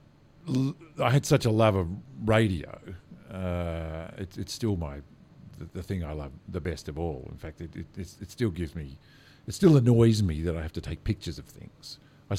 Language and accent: English; Murrumbidgee River, New South Wales, Australia; moved away; also born or lived in Southern Highlands, New South Wales; I grew up on the Murrumbidgee